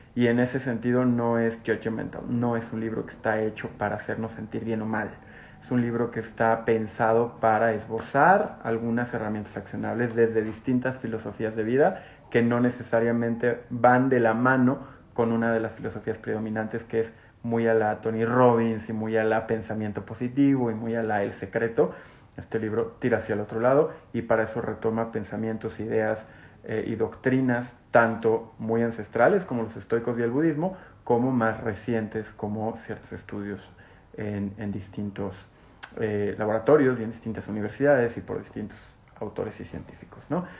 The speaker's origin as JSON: {"language": "Spanish", "country": "Mexico", "said": "como mexicanos"}